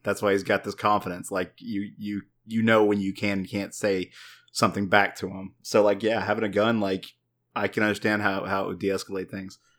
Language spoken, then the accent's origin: English; Texas, United States; as a Texan